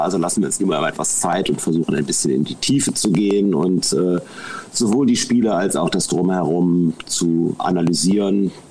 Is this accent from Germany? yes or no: yes; Mönchengladbach, North Rhine-Westphalia, Germany; ich komme aus Mönchengladbach, ich bin mehr oder weniger im Schatten des Bökelberg groß geworden